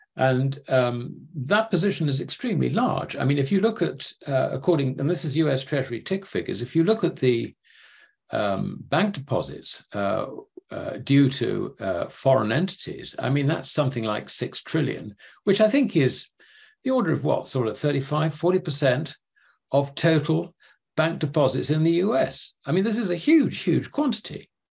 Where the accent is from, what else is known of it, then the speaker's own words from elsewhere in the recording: United Kingdom; sitting as a Brit